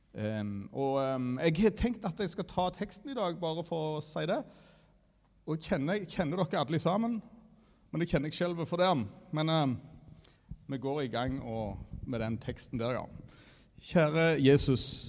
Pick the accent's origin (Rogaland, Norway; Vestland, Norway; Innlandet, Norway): Rogaland, Norway; Varhaug; jeg kommer fra Varhaug